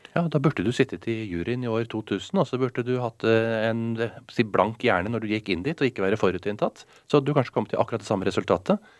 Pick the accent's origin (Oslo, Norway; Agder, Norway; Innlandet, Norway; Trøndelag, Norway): Oslo, Norway; Jeg er oppvokst i Oslo, eh, på Smestad.